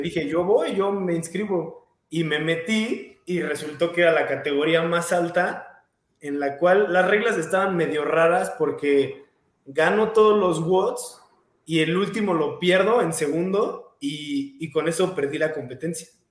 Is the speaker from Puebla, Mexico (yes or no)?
no; Querétaro, Mexico; Soy de, Querétaro, nací en Querétaro, vivo en Querétaro, entreno en Querétaro. Eh, ah, siempre he estado aquí toda mi vida